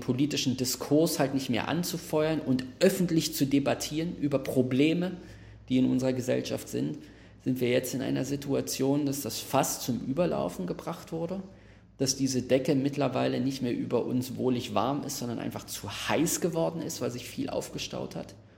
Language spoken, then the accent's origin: German; Berlin, Germany; ich wohne in Berlin, ich bin in Berlin aufgewachsen, Max, wir beide sind in Neukölln aufgewachsen